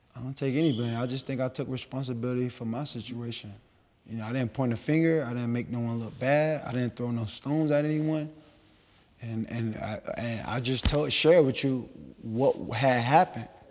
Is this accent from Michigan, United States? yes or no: no; Miami, Florida, United States; I'm from Liberty City